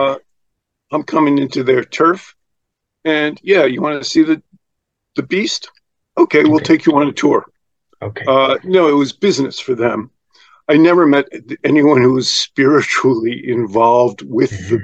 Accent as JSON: {"language": "English", "country": "United States", "said": "I'm an American"}